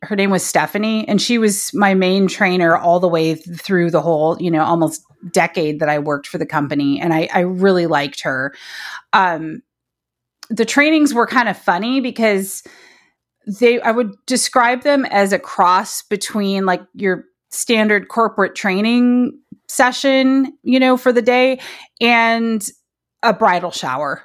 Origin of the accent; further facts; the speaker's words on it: Detroit, Michigan, United States; moved away; also born or lived in Berkeley; I grew up in the Detroit area